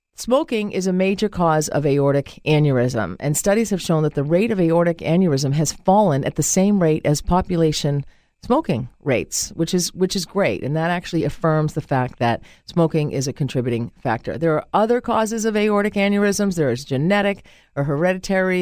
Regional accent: Boston, Massachusetts, United States; accent: Boston; My Boston accent

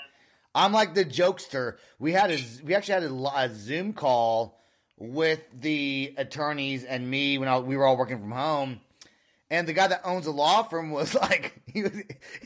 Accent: California, United States; I'm from California

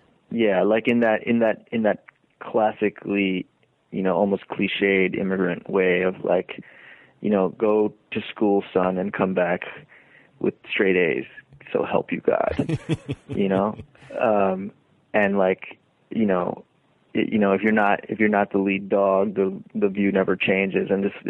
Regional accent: Deep South, United States; there's plenty that is complicated about growing up in the Deep South, especially if one is not of the sort of two dominant groups

